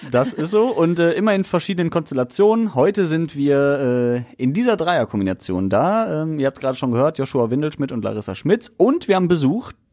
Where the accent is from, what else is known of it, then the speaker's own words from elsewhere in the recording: Essen, North Rhine-Westphalia, Germany; wir Essener